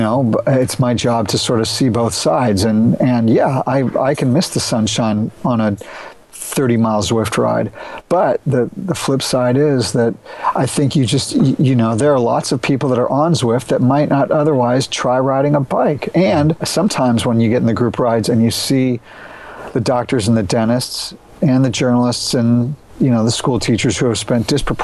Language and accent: English; Austin, Texas, United States; I'm from Austin, Texas